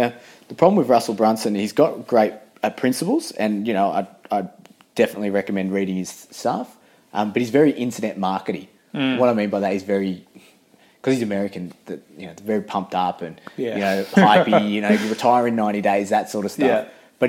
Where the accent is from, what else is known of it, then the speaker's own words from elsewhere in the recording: England, United Kingdom; born there; I was born in England originally